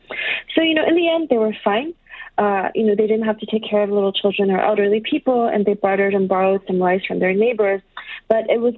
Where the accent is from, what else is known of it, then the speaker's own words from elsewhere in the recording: Shanghai, China; moved away; I'm from Shanghai, so I have a lot of family and friends there